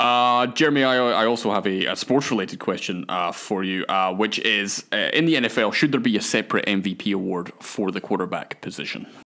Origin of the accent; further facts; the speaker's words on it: Scotland, United Kingdom; I'm Scottish